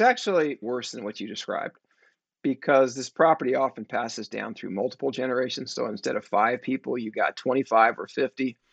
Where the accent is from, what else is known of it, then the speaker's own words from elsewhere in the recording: San Francisco, California, United States; I grew up in San Francisco. I was born in 1965.